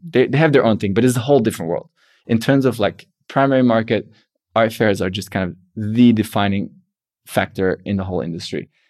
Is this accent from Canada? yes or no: no; Belgium; I'm from Belgium